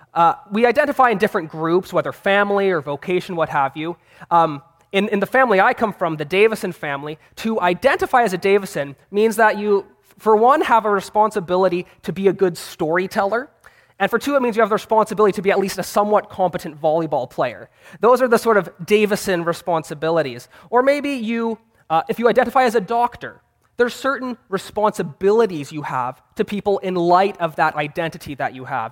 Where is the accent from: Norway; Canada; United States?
Canada; Vancouver, British Columbia; I'm a seminary student, and I'm from Vancouver, Canada